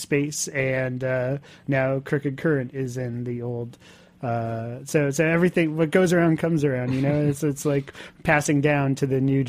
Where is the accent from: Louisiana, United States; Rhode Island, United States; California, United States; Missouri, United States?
Rhode Island, United States; Warwick; now in New York City, United States; as a kid growing up in Warwick